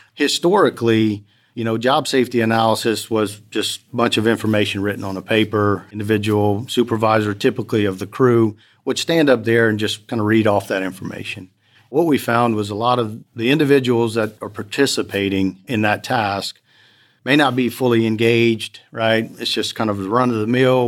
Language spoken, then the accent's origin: English; Lafayette, Louisiana, United States; I'm from Lafayette, Louisiana, born and raised there.